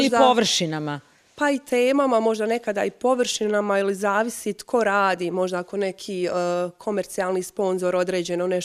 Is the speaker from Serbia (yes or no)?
no; Kupres, Federation of Bosnia and Herzegovina, Bosnia & Herzegovina; also born or lived in Osijek / Mostar; sam porijeklom iz Kupresa